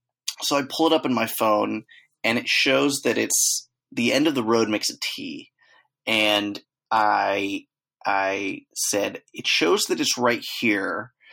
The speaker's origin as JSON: {"language": "English", "country": "Czechia", "said": "I'm not from hell. I'm from Czech Republic."}